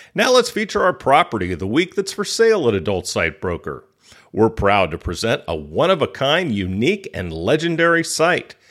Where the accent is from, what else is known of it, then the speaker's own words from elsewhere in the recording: California, United States; now in Thailand; being a Californian, and now I live in Thailand